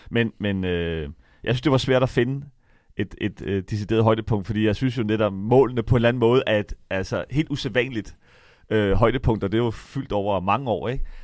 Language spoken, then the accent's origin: Danish; Denmark; nu er vi danskere